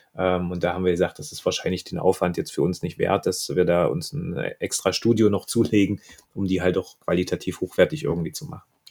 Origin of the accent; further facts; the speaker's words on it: Germany; Bei uns in Deutschland